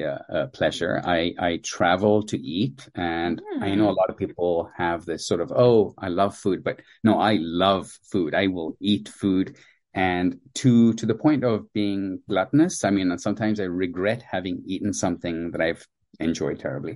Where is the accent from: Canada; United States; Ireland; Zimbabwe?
Zimbabwe; also born or lived in India; I was born in India to Indian parents, and as a toddler, my parents moved to sub-Saharan Africa to a recently independent at the time, a former British colony of Zimbabwe